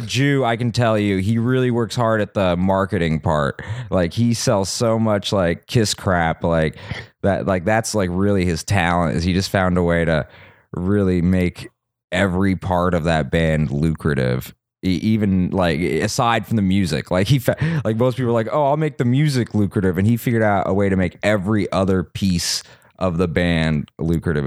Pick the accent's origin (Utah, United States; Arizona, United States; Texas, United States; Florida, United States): Utah, United States; Salt Lake City; moved away as an adult; also born or lived in Santa Monica, California; now in Los Angeles, United States; I was born in Santa Monica, but I grew up, uh, my dad got a job in Utah. when I was, like, three